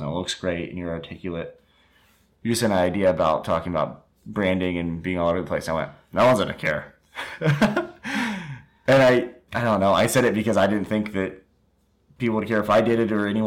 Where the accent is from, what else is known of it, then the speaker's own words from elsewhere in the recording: Indiana, United States; we're from Indiana